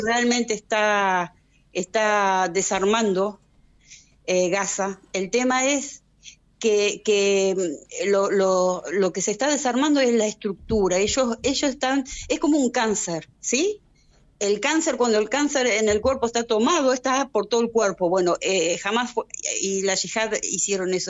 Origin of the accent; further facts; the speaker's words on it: Argentina; now in Israel; mi país de origen